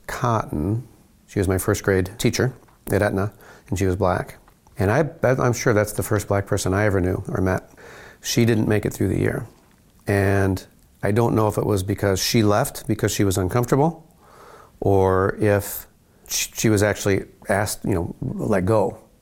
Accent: Gary, Indiana, United States; I'm from Gary. Gary, Indiana? Yeah, Gary, Indiana

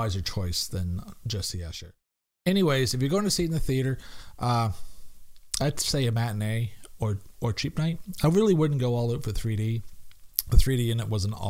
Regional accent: Canada; I'm Canadian

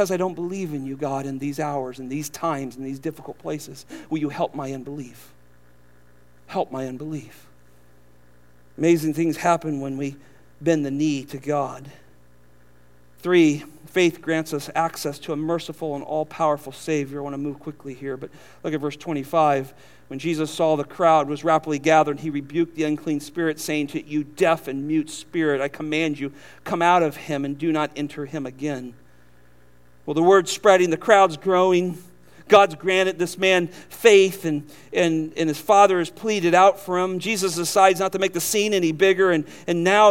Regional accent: California, United States; now in Southern United States; We're from California.

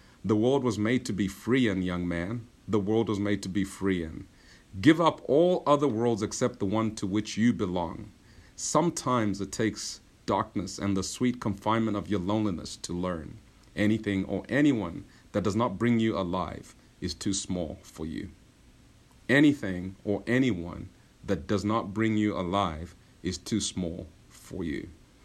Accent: Zambia; moved away

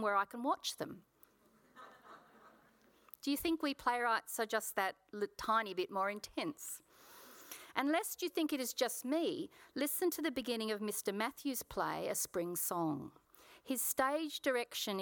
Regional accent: Sydney, New South Wales, Australia; I was born in Paddington Women's Hospital in Sydney, and I spent my childhood in the southern Sydney suburb of Kogarah

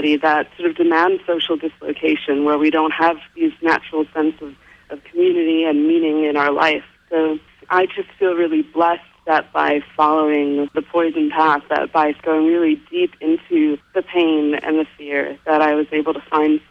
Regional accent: New York City, New York, United States; moved away as an adult; also born or lived in London; I grew up in New York City

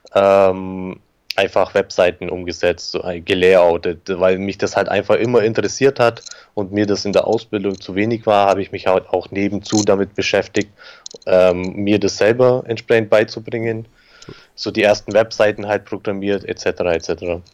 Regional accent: Augsburg, Bavaria, Germany; ich bin geboren in Augsburg, aufgewachsen in Augsburg

